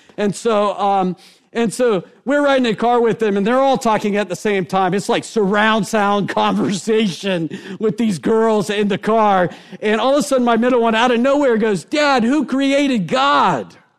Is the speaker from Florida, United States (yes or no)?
yes; Rockledge, Florida, United States; also born or lived in Merritt Island; I grew up actually here in Brevard County in Rockledge, Merritt Island